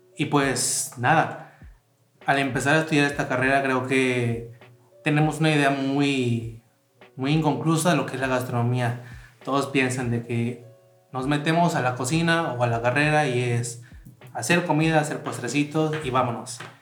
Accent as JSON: {"language": "Spanish", "town": "Tantoyuca", "region": "Veracruz", "country": "Mexico", "tie": "born or raised there", "said": "del lugar en donde yo nací y una parte que me hacía sentir orgulloso de ser de Tantoyuca"}